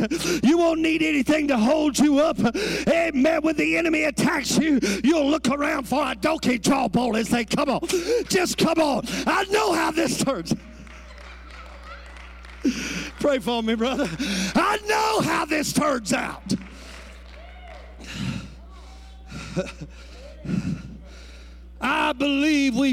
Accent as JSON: {"language": "English", "region": "Louisiana", "country": "United States", "said": "I'm from Louisiana."}